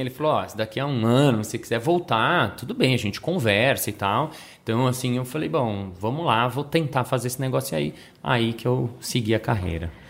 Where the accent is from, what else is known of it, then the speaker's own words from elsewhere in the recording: Brazil; eu sou do Brasil